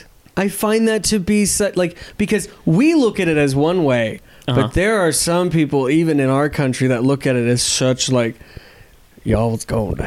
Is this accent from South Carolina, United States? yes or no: yes; Charleston, South Carolina, United States; also born or lived in Panama City, Florida; I went to high school in Charleston, South Carolina, and then didn't pass my senior year, so I got to do it again in Panama City, Florida.